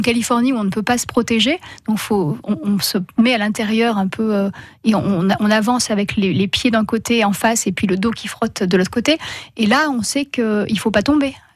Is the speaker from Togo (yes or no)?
no; Gap, Provence-Alpes-Côte d'Azur, France; moved away as an adult; now in Luberon, France; j'ai eu la chance de grandir à côté de Gap